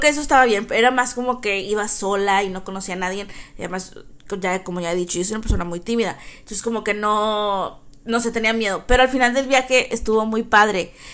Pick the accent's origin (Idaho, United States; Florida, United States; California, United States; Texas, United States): Texas, United States; also born or lived in Brownsville, Texas; aquí en Texas todos usamos sombreros y botas